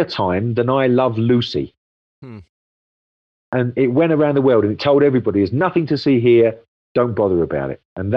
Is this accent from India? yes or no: no; London, United Kingdom; I come from London